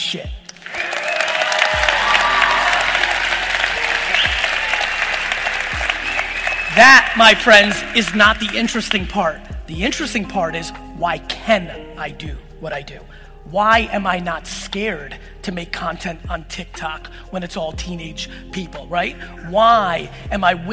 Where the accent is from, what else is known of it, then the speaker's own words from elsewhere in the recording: Edison, New Jersey, United States; also born or lived in Soviet Union; me being born in the Soviet Union, me growing up in Edison and working in a liquor store in Springfield